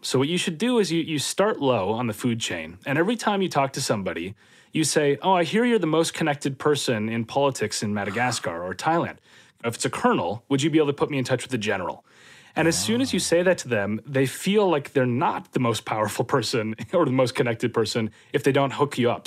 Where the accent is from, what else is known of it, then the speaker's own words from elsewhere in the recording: Minnesota, United States; moved away as an adult; also born or lived in London, United Kingdom; now in near London, United Kingdom; I grew up in Minnesota